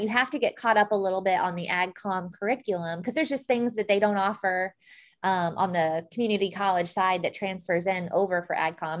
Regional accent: Christian County, Illinois, United States; I'm from Christian County, Illinois

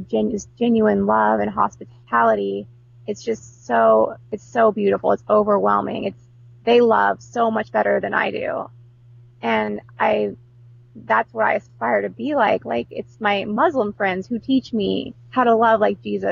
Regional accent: Houston, Texas, United States; I grew up mostly in Houston, Texas, which is super diverse

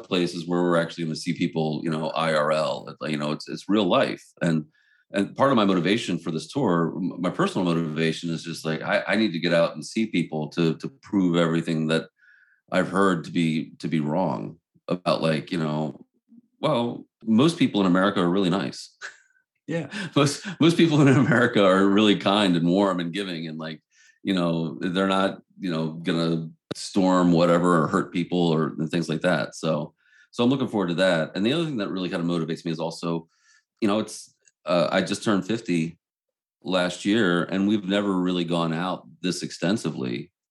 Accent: Baltimore, Maryland, United States; we're from Baltimore

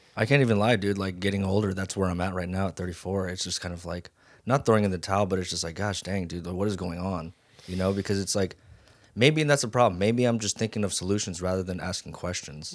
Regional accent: Las Vegas, Nevada, United States; moved away as an adult; also born or lived in Hawaii; now in Los Angeles, United States; I was born in Hawaii and raised in Vegas

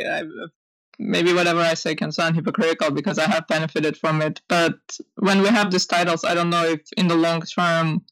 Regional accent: Armenia; moved away; I grew up in Armenia

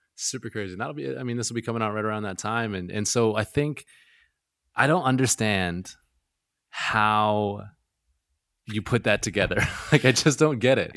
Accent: Gulf Islands, British Columbia, Canada; now in Vancouver, Canada; I'm from the Gulf Islands

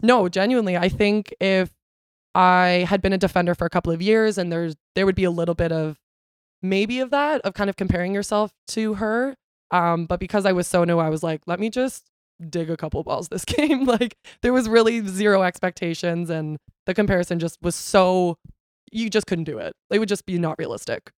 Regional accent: Canada; also born or lived in Ontario; I'm a Canadian citizen, not a Brazilian citizen

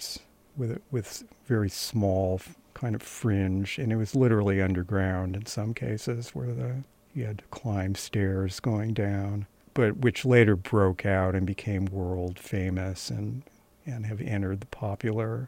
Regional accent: California, United States; moved away as an adult; now in New York City, United States; I grew up in California and went to school at Stanford

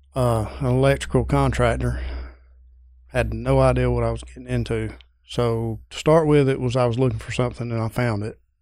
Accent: Pendergrass, Georgia, United States; Pendergrass, Georgia

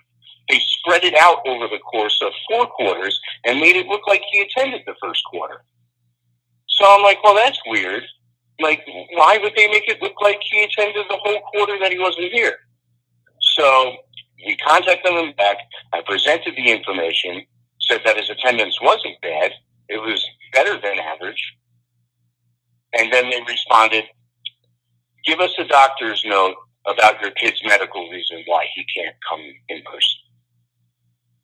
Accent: Long Island, New York, United States; moved away as an adult; also born or lived in California / Sacramento / New Orleans; now in Kentucky, United States; I'm from New York. I came up in the educational system on Long Island.

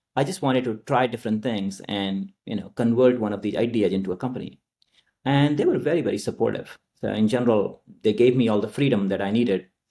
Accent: Nalanda, Bihar, India; moved away; I grew up in India, uh, in a very rural part called, uh, Nalanda, which is in Bihar.

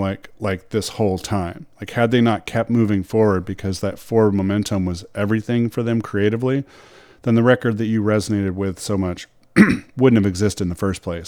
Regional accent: Louisville, Kentucky, United States; I grew up in Louisville, Kentucky

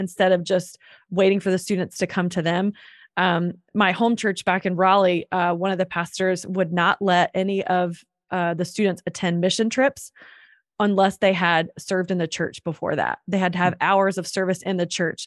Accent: North Carolina, United States; moved away as an adult; also born or lived in Atlanta; I'm from North Carolina

